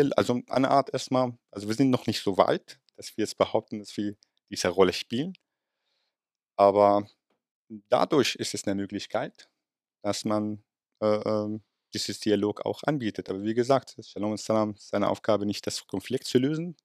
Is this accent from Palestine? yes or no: yes; Palestine; German is a second language; now in Germany; als Palästinenser